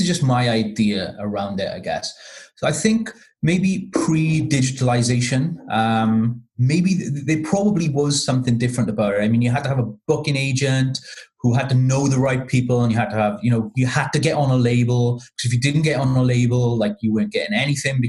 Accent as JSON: {"language": "English", "town": "Cardiff", "region": "Wales", "country": "United Kingdom", "moved": "yes", "lives_now": "Leicester, United Kingdom", "said": "I'm originally from Cardiff, but I live in Leicester in the East Midlands now, in the UK."}